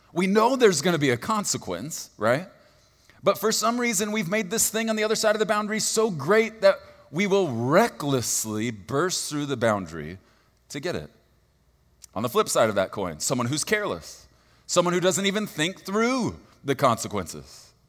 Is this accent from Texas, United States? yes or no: yes; Texas, United States; I'm from Texas, and, and so it will make sense that I don't use good English